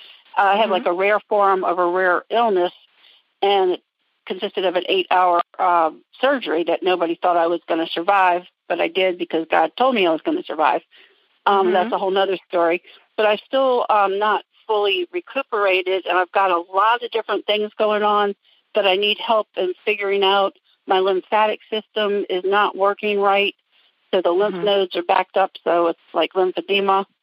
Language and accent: English; Norfolk, Virginia, United States; now in Montgomery County, Maryland, United States; I'm in the Montgomery County, Maryland, in the Washington, D.C. area. But we're from Norfolk originally